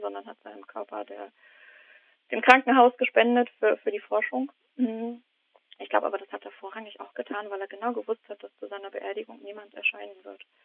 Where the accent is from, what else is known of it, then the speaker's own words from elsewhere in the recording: East Germany, Germany; now in Heidelberg, Germany; ich bin eigentlich Ossi.